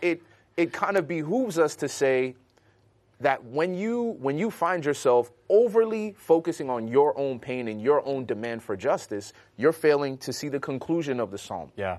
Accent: Chicago, Illinois, United States; growing up in Chicago

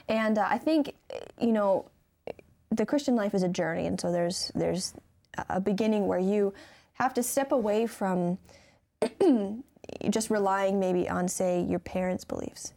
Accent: Michigan, United States; I'm from Michigan

